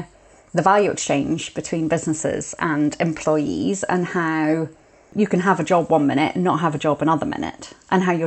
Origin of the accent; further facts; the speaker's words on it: Edinburgh, Scotland, United Kingdom; I grew up in Edinburgh.